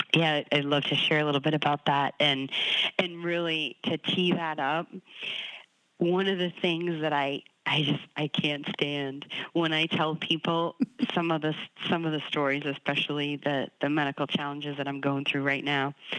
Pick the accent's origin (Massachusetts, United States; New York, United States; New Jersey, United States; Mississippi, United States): Massachusetts, United States; Boston; I'm from Boston, so New England sports is in my blood